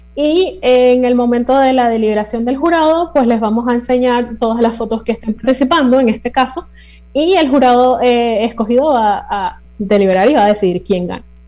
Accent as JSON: {"language": "Spanish", "country": "Panama", "said": "nuestra identidad como panameños en estos 200 años, las cosas que nos hacen ser panameños"}